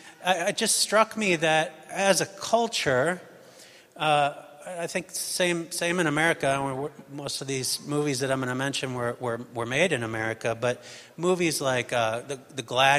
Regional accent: United States; moved away; I'm American

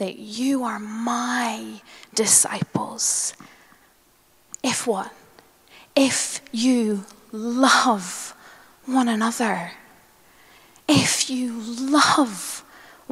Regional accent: Northern Ireland, United Kingdom; moved away; I grew up in Northern Ireland

